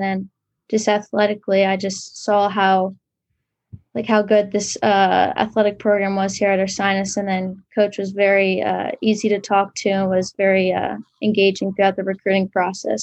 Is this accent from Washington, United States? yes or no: no; New Jersey, United States; moved away as an adult; now in Pennsylvania, United States; I am from New Jersey